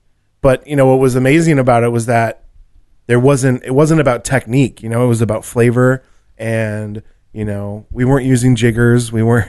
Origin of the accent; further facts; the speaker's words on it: Minnesota, United States; Well, I'm from Minnesota, like a town an hour south of there.